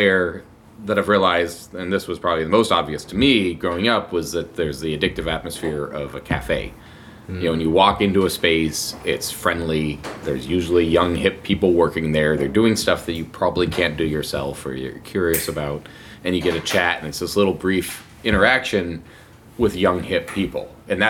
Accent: Colorado, United States; moved away as an adult; now in Seattle, United States; When I first moved to Seattle, I was from Colorado, and I moved to Seattle, and it was the first spring that I'd lived here

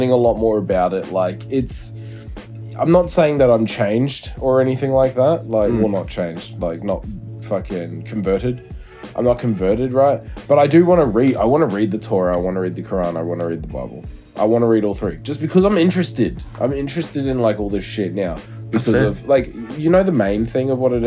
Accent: New Zealand; now in Australia; I'm from New Zealand. I live in Australia

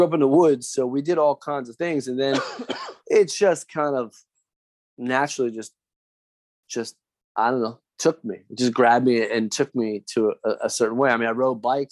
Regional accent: New Jersey, United States; I grew up in South Jersey

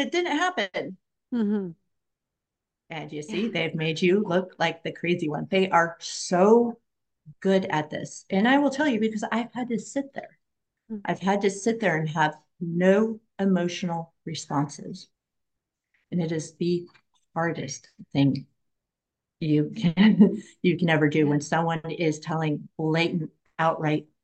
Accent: Oregon, United States; I'm from Oregon

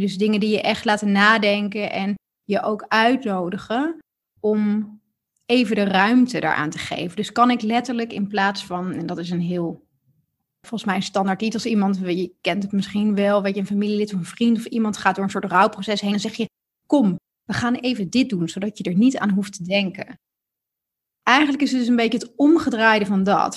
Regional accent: Netherlands

